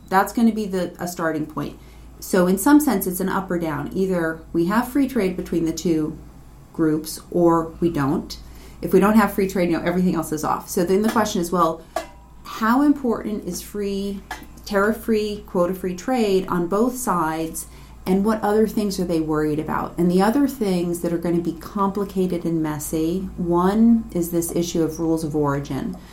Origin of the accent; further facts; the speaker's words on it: United States; I'm American